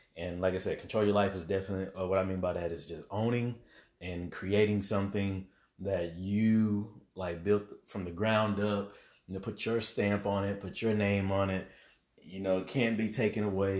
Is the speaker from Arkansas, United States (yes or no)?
yes; Little Rock, Arkansas, United States; now in Dallas, United States; I'm definitely, uh, from Little Rock, Arkansas. That's my hometown, currently in the Dallas area